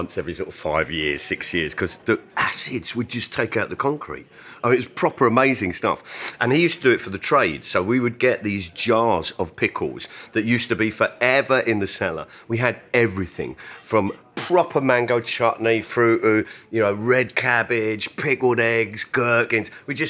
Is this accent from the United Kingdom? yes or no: yes; London, United Kingdom; Where I live, I grew up in Clapham.